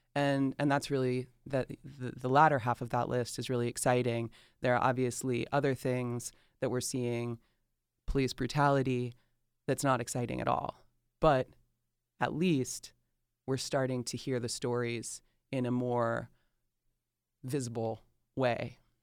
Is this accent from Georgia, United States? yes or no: yes; Atlanta, Georgia, United States; accent: Southern drawl; moved away; I love that I was born and raised in Atlanta. I love that I was born and raised in the South